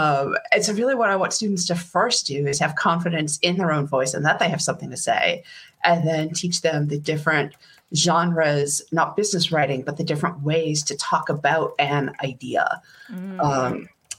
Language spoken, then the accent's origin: English; Boston, Massachusetts, United States; accent: Boston; But when I'm home, my accent is very thick. 1, 2, 3, foa. That's a foa, yeah.